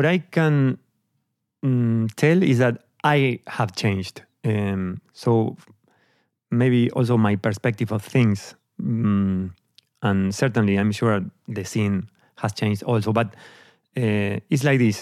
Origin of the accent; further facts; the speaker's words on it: Argentina; moved away as an adult; also born or lived in Amsterdam, Netherlands; now in Netherlands; I'm from Argentina. I grew up there. I left the country when I was 28